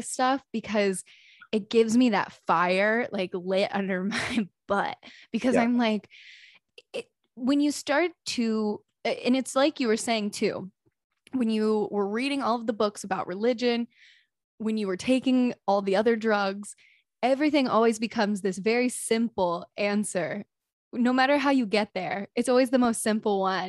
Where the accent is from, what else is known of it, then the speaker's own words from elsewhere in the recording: North Carolina, United States; I'm from North Carolina, so I know Asheville well